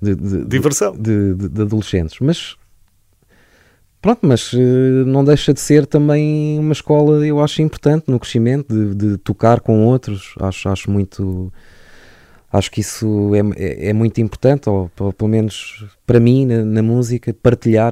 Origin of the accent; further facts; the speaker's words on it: Lisbon, Portugal; also born or lived in Parada, Sabugal, Beira Alta; eu nasci em Lisboa e cresci uh, entre Lisboa e uh, uma, uma aldeia na Beira Alta que se chama Parada do Coa, Conselho de Sabugal